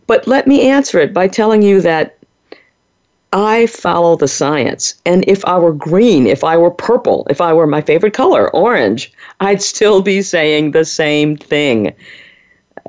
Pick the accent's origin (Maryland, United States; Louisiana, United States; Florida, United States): Louisiana, United States; New Orleans; growing up in the 1950s and 60s in New Orleans, Louisiana, my hometown